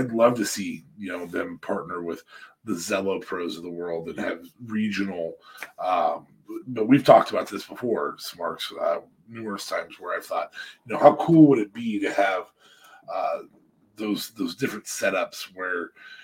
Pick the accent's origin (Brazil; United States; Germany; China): United States; I'm speaking American.